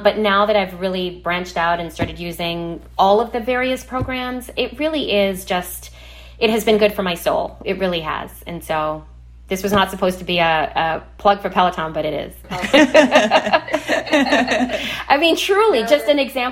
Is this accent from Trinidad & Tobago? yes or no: yes; Trinidad & Tobago; moved away; my childhood growing up in Trinidad in the Caribbean.